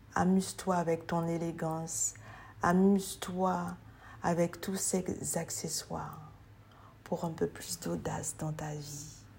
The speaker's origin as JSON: {"language": "French", "country": "French Guiana", "said": "je suis guyanaise"}